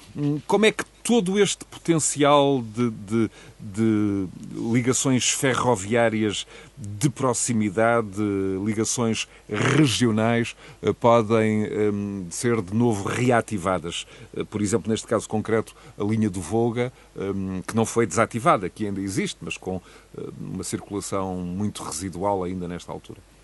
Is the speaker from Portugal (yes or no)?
yes; Portugal; enquanto português